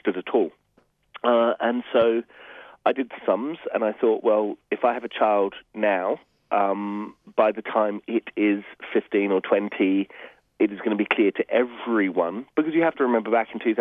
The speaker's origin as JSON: {"language": "English", "town": "Adelaide", "region": "South Australia", "country": "Australia", "tie": "born or raised there", "said": "I grew up mostly in Adelaide"}